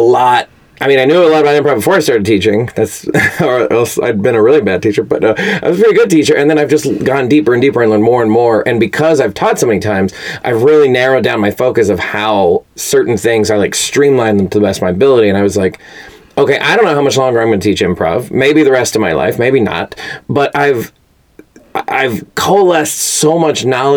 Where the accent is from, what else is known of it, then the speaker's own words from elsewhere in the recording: Fort Worth, Texas, United States; moved away as an adult; also born or lived in Chicago; now in Los Angeles, United States; I am from Fort Worth, Texas. Born and raised.